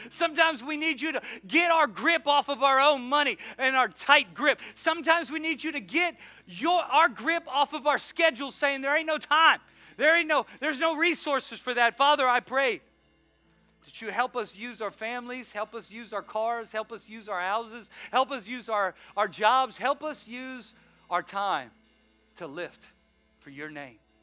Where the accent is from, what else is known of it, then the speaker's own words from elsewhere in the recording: the South, United States; I'm from the South